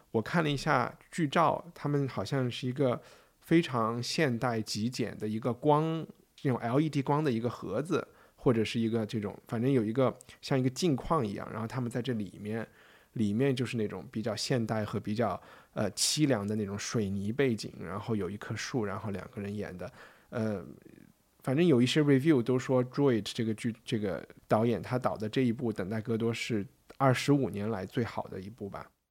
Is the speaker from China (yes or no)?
yes; China; 我是从中国来的